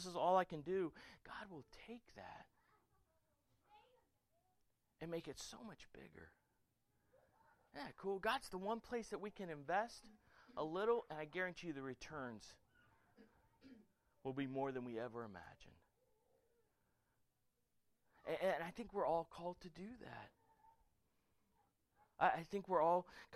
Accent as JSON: {"language": "English", "region": "Florida", "country": "United States", "also_born_or_lived": "Germany", "moved": "as an adult", "said": "I'm from Florida"}